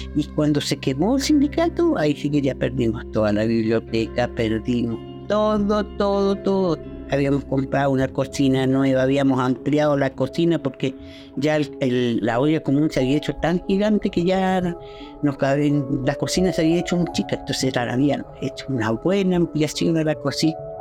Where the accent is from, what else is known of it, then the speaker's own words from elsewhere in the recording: Comodoro Rivadavia, Chubut, Argentina; moved away; also born or lived in Castro / Coyhaique; Yo soy chilena, pero me crecí en Comodoro